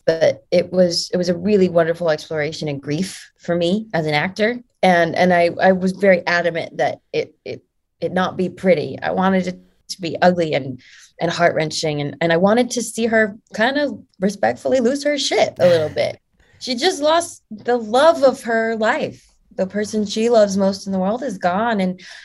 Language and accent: English; United States; I'm an American